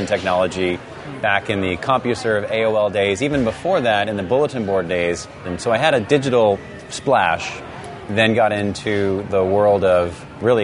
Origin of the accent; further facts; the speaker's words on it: East Coast, United States; moved away; I am originally from the East Coast